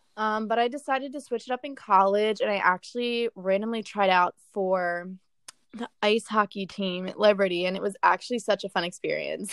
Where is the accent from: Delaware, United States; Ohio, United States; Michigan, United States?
Delaware, United States; I grew up in Delaware